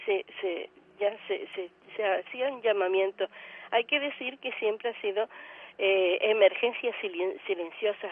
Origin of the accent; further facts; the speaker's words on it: Canary Islands, Spain; siendo como somos Canarias